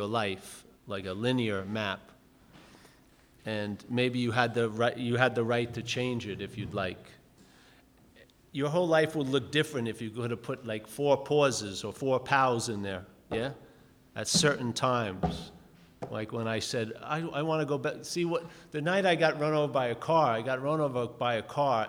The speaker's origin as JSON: {"language": "English", "region": "New York", "country": "United States", "tie": "born or raised there"}